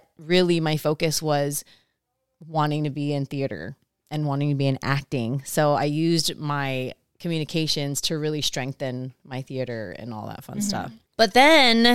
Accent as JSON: {"language": "English", "country": "Samoa", "tie": "born or raised there", "first_language": "Samoan", "second_language": "English", "moved": "as an adult", "lives_now": "Long Beach, United States", "said": "growing up in Samoa in our two-channel TV"}